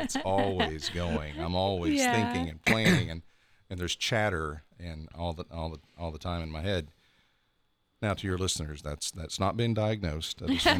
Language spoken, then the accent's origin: English; Memphis, Tennessee, United States; now in Columbus, United States; Moved from Memphis. I've been here right at a month.